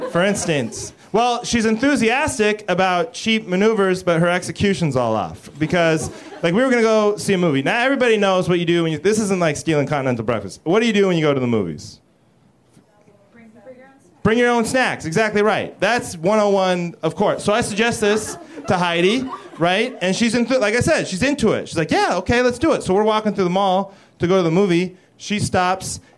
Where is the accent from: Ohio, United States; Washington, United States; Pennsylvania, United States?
Washington, United States; Seattle; I'm from Seattle